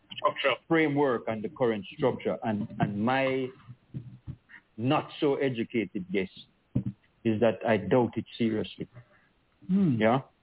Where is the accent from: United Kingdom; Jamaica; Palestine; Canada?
Jamaica; I'm a Jamaican.